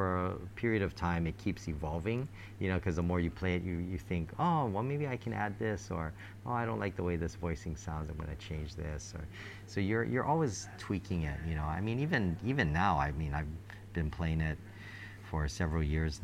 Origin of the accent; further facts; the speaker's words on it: Hawaii, United States; growing up in Hawaii